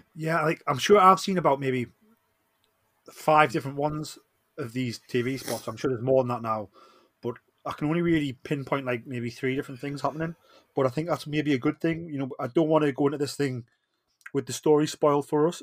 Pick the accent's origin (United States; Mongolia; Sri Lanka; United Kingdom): United Kingdom; Newcastle upon Tyne, North East England; accent: Geordie; I am the …